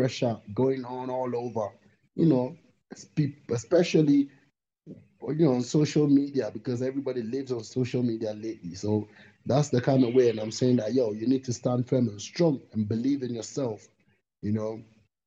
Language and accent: English; Ghana; I'm from Ghana, definitely African